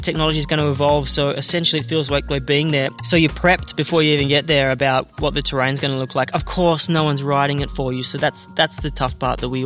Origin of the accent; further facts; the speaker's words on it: Canberra, Australian Capital Territory, Australia; Being a lad from my hometown